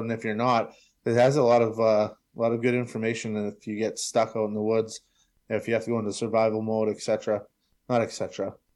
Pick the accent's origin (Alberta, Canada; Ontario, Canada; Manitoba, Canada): Manitoba, Canada; Brandon; I'm from Brandon